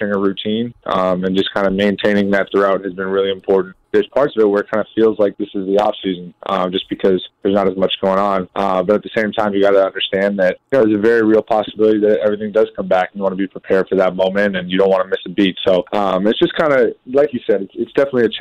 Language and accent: English; Northeast, United States; Growing up in the Northeast